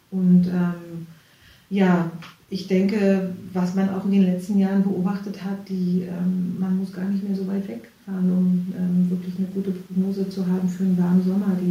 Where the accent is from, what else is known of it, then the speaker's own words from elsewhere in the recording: East Germany, Germany; ich bin ja in der DDR groß geworden und ähm, bei uns gab es ja, wenn es mal was gab, gab es zu Weihnachten Orangen